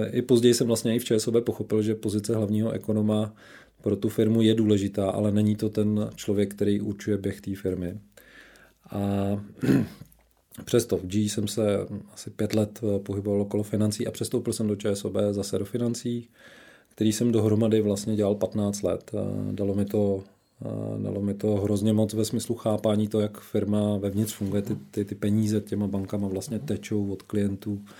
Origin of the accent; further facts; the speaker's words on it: Šumperk, Olomouc Region, Czechia; Já vždycky zahajuju svůj životopis tím, že jsem se narodil v Šumperku